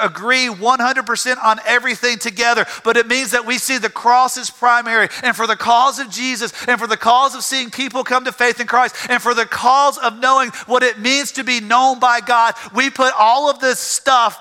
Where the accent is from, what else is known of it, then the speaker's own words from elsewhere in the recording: Tifton, Georgia, United States; my hometown of Tifton